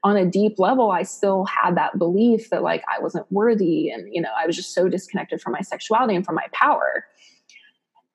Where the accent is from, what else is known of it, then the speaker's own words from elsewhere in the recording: Ohio, United States; I grew up in Ohio.